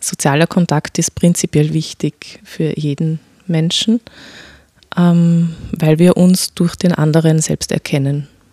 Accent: Vienna, Austria; mein Vater kommt aus dem Irak, meine Mutter aus Österreich und ich bin hier geboren in Wien

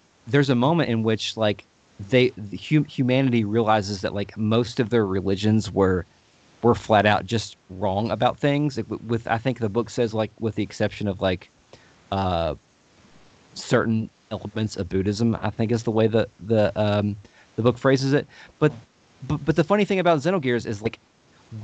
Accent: Louisville, Kentucky, United States; we are from Louisville, Kentucky, but we pronounce Louisville. So we tend to like our accents tend to like, we're not like the traditional Southern accent. We just kind of just mush our words together.

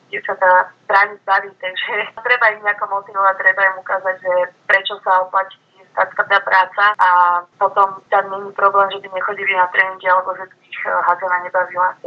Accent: Bratislava, Bratislava Region, Slovakia; Ja som vyrastala po podstate v Bratislave a škatečke

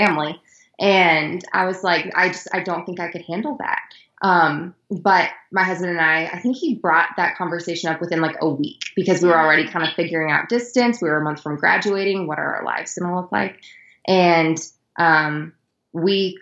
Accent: Iowa, United States; moved away as an adult; also born or lived in Colorado; I am originally from Iowa. I was born and raised there

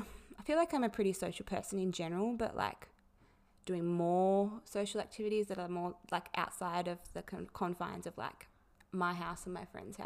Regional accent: Tasmania, Australia; I'm 26, I'm from Tassie, I'm a nurse

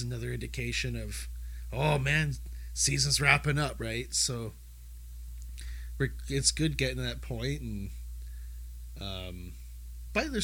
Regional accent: Canada; we're Canadian race fans

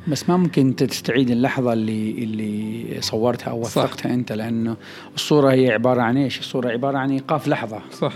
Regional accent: Oman; عندنا في عمان

